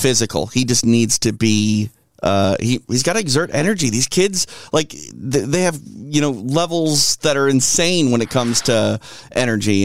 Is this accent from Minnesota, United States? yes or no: yes; Minneapolis, Minnesota, United States; moved away; I'm from Minneapolis. Uh, where I grew up, born and yep. raised